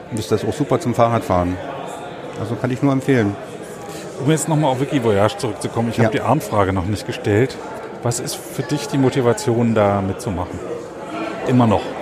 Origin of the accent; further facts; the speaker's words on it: Frankfurt, Brandenburg, Germany; now in Berlin, Germany; Ich bin ja in Frankfurt oder aufgewachsen und lebe in Berlin und versuche immer die Kontakte zu Polen äh, da so ein bisschen zu beleben